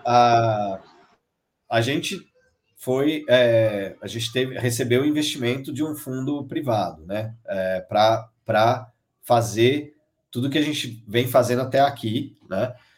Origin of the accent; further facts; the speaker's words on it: Brazil; somos brasileiros, né, os, os cofundadores